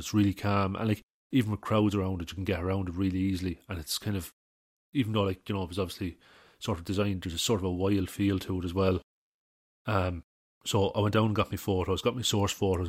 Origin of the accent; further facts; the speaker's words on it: Midlands, Ireland; I'm from the Midlands